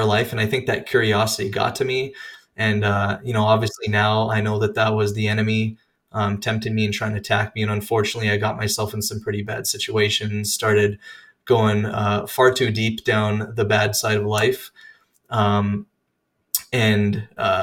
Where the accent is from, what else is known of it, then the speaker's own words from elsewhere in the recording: Regina, Saskatchewan, Canada; moved away as an adult; now in Indiana, United States; I am born and raised in Canada, Regina, Saskatchewan to be specific